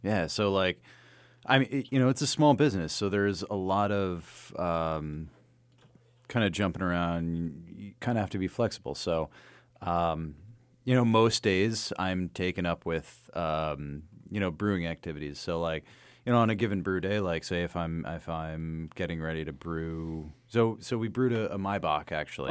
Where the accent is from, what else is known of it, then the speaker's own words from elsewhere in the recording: New Jersey, United States; moved away; also born or lived in Astoria / Bay Ridge, Brooklyn; I'm from Jersey